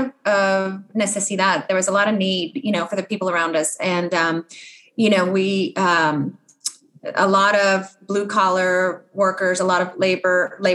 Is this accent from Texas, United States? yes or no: yes; Edinburg, Texas, United States; moved away as an adult; now in Atlanta, United States; I grew up on the Texas-Mexican border in a town called Edinburgh, and spent my first 18 years there